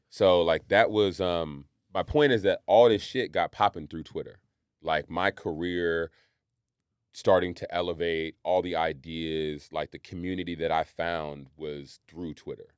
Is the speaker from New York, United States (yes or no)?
no; Marin County, California, United States; I grew up in Marin County.